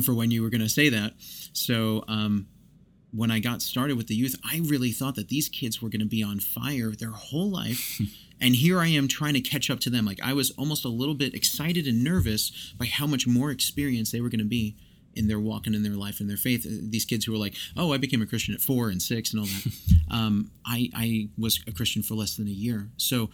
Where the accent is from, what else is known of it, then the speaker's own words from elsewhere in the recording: New York, United States; now in Oklahoma, United States; I grew up in New York